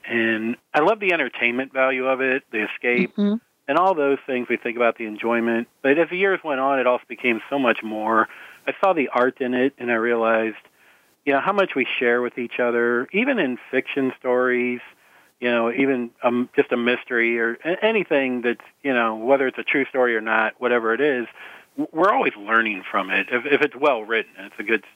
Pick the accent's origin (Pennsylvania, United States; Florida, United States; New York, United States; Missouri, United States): Missouri, United States; St. Louis; I'm from St. Louis, and we grew up in Missouri